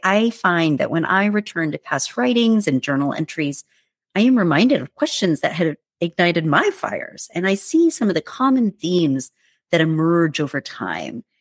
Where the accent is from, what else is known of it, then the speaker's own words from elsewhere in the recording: United States; I, I was born and raised in the United States, but my parents were immigrants from India